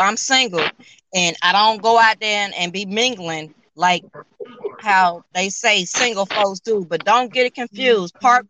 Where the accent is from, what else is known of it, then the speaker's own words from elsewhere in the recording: Albany, Georgia, United States; moved away; I'm from Albany